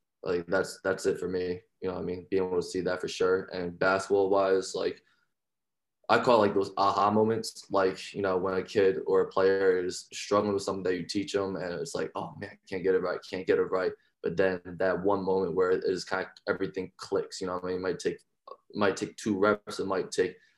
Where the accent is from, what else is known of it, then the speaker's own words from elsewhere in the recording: Deptford, New Jersey, United States; I'm originally from South Jersey, small town called Deptford.